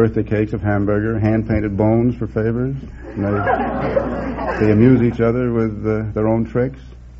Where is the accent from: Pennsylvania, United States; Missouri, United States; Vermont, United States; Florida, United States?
Pennsylvania, United States; Scranton; I come from Scranton, Pennsylvania.